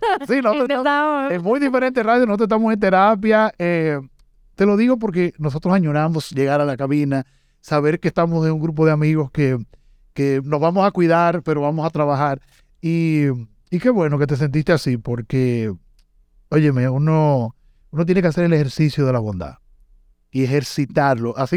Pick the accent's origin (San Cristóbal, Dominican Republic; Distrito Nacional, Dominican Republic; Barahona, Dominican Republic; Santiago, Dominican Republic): Santiago, Dominican Republic; Santiago de los Caballeros; Yo soy de Santiago